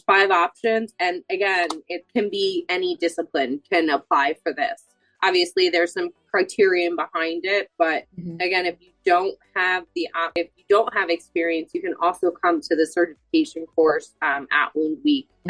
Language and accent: English; Boyertown, Pennsylvania, United States; I'm originally from Boyertown, Pennsylvania